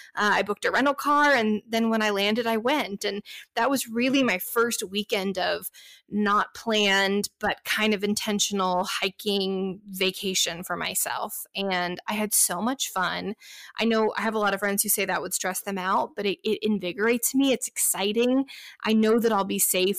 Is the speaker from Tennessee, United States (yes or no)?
no; Dallas, Texas, United States; now in Inland Empire, California, United States; I'm originally from Dallas, Texas